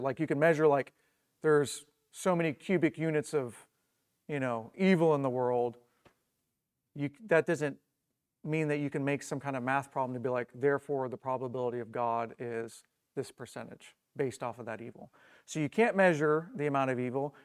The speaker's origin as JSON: {"language": "English", "region": "Indiana", "country": "United States", "said": "I'm from Indiana"}